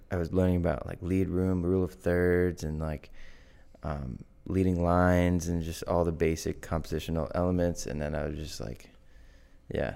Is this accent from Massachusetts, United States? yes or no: yes; Norton, Massachusetts, United States; I grew up in Norton, Massachusetts. Still in good old Norton